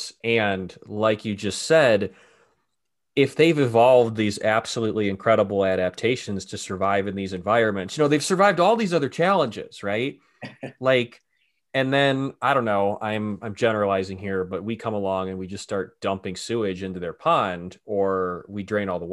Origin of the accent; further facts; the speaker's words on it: Cleveland, Ohio, United States; moved away; I grew up in Cleveland